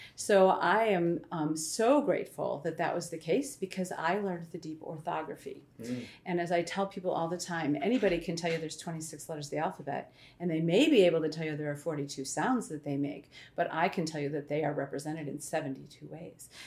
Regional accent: Illinois, United States; moved away as an adult; I am an Illinoisan. Um, I grew up in Illinois, spent most of my life there

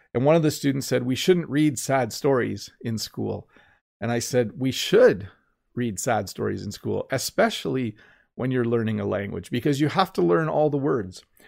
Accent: Canada; I'm Canadian.

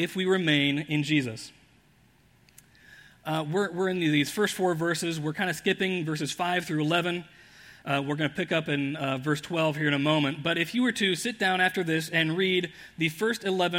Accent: Indianapolis, Indiana, United States; I grew up in Indianapolis

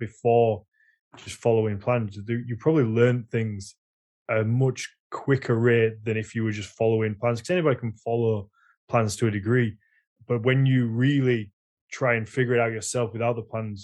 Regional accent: Yorkshire and the Humber, United Kingdom; accent: Yorkshire; My Yorkshire accent would just come out within seconds

